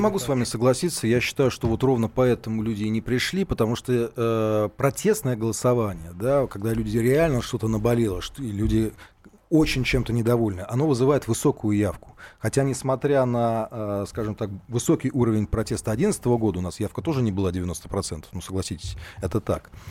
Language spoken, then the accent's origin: Russian; Saint Petersburg, Russia; как петербуржец